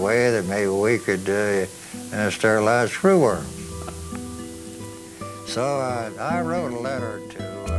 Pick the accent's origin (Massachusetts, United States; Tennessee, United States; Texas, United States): Texas, United States; Port Lavaca; I was born in Port Lavaca, Texas, March 20th, 1909.